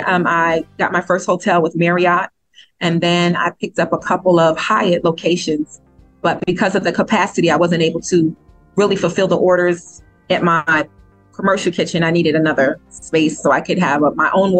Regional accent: New York, United States; moved away; I'm originally from New York

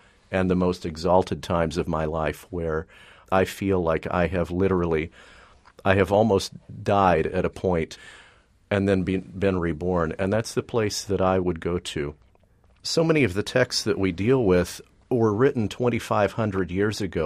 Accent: Texas, United States; moved away as an adult; now in New York area, United States; I grew up in Texas in the evangelical tradition

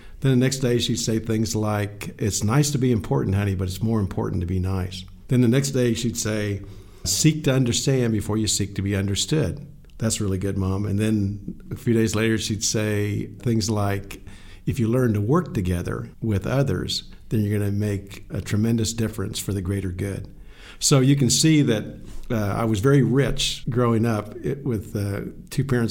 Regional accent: Lawrence, Kansas, United States; I grew up in the Midwest in Lawrence, Kansas

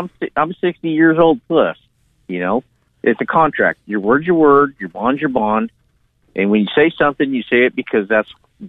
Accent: San Joaquin Valley, California, United States; now in Nevada, United States; I was born and raised in the San Joaquin Valley.

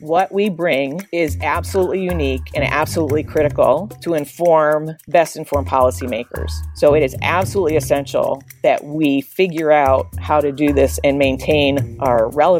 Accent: Pennsylvania, United States; I grew up in Western Pennsylvania, went to a great school undergraduate, Carnegie Mellon

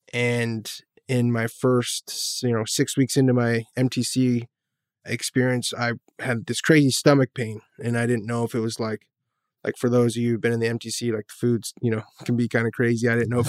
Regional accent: California, United States; I'm a drug addict. I was born and raised here in Orange County. Grew up a member of the church.

